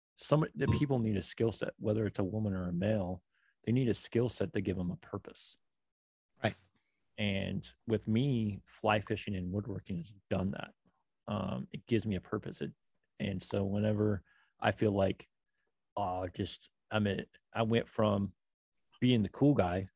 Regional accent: Oregon, United States; moved away; also born or lived in New York; I'm from Oregon

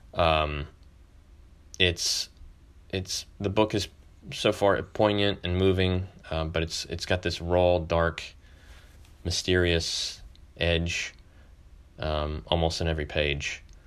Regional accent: Texas, United States; a kid growing up in Texas

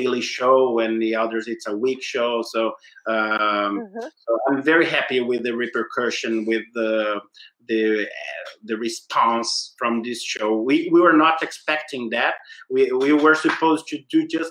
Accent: Brazil; I said, Brazil.

